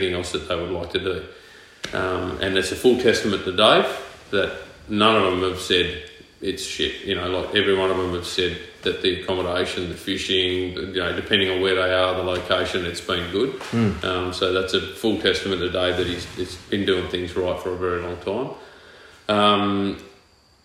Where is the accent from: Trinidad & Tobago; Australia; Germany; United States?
Australia; Perth, Western Australia; moved away as an adult; also born or lived in Mackay; now in Townsville, Australia; Born and bred in Perth